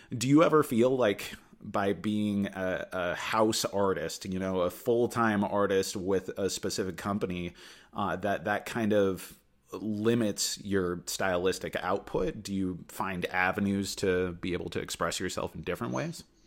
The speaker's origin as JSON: {"language": "English", "town": "Anchorage", "region": "Alaska", "country": "United States", "tie": "born or raised there", "lives_now": "Juneau, United States", "said": "I grew up in the Anchorage area"}